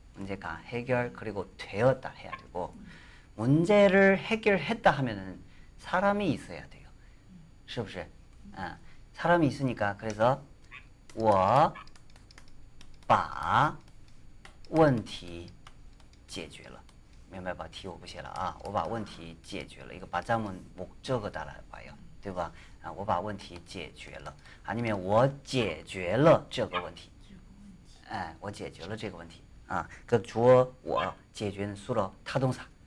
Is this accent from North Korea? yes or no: no; China; Korean is a second language; now in South Korea